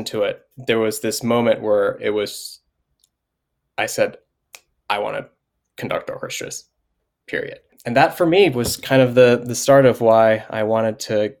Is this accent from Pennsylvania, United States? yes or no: no; Montgomery, Alabama, United States; also born or lived in Alexander City, Alabama; I grew up in Montgomery, Alabama. That's where I was born and raised. Had a little like 5 or 6 years in Alex City.